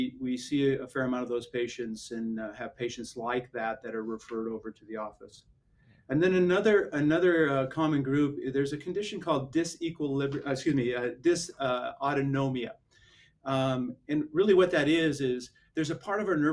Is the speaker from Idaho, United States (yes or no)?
yes; Idaho, United States; moved away as an adult; now in San Antonio, United States; I'm originally from Idaho, grew up and born and raised in Idaho